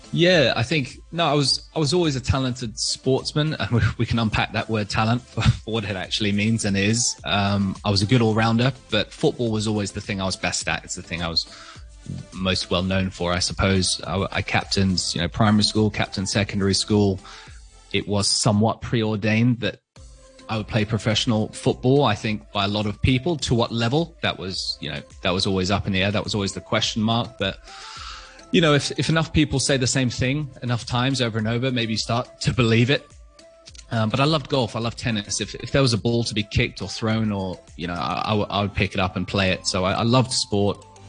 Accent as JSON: {"language": "English", "country": "Hong Kong", "tie": "born or raised there"}